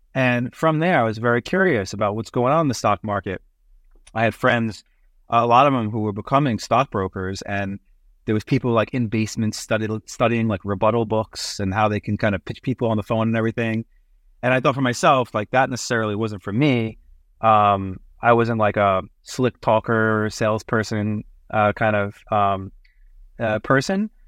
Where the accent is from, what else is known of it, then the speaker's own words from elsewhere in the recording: New York City, New York, United States; moved away as an adult; also born or lived in Massachusetts / Canada; growing up in Brooklyn, entrepreneurship is kinda second nature